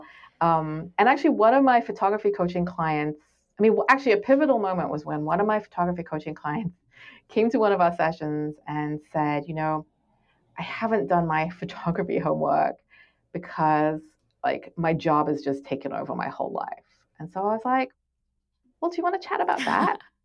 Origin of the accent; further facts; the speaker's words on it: England, United Kingdom; moved away; I grew up in England, and I went to these all girls schools